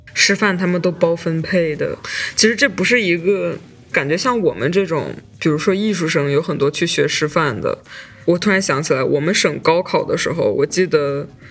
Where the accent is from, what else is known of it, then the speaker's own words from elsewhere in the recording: Shandong, China; 作为一个山东人 这个考公的话题真的一直都会被提起来